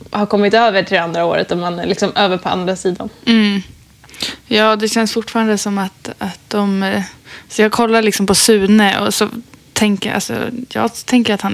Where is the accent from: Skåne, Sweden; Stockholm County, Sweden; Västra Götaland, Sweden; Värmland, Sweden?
Stockholm County, Sweden; Stockholm; jag ska fira jul eh, hemma i Stockholm med mamma och pappa.